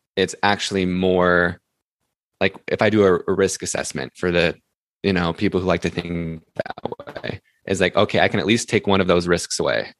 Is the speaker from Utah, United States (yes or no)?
yes; Salt Lake City, Utah, United States; I grew up, I'm from Salt Lake City